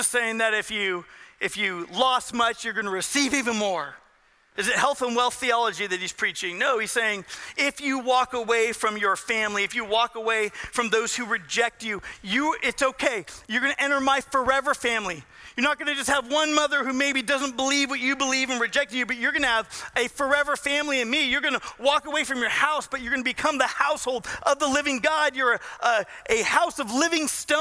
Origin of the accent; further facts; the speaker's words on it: Southern California, United States; I grew up in Southern California